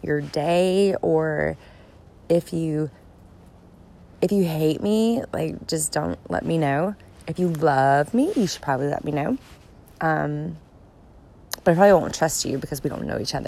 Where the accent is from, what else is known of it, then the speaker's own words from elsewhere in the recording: Gulf Coast, United States; also born or lived in Atlanta, Georgia; now in Pacific Northwest, United States; I grew up on the Gulf Coast